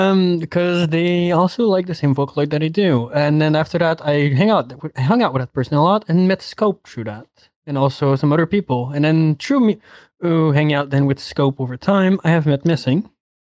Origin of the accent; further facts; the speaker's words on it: Quebec, Canada; first language French; English is a second language; Where I'm from? The worst parts of Canada, Quebec. I hate it. Horrible. 22, soon to be 23 in 2 months and 4 days.